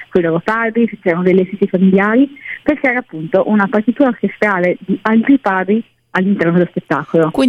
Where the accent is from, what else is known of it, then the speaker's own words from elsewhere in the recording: Monfalcone, Friuli-Venezia Giulia, Italy; born there; adesso appunto ritorna a Monfalcone, la mia città natale